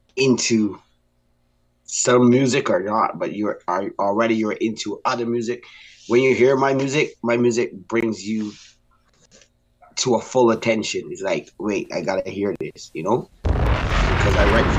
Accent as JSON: {"language": "English", "country": "Barbados", "tie": "born or raised there", "said": "I grew up in Barbados"}